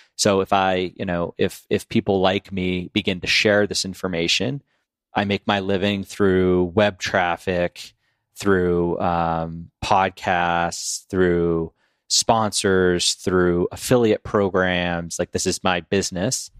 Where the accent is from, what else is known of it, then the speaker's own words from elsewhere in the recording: Boston, Massachusetts, United States; we're from Boston